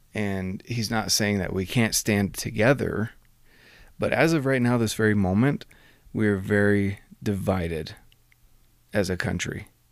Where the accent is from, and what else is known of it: United States